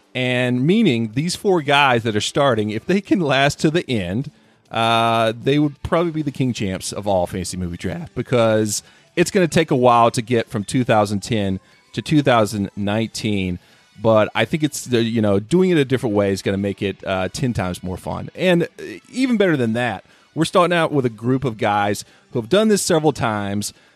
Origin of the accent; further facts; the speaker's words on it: North Carolina, United States; moved away; my home state of North Carolina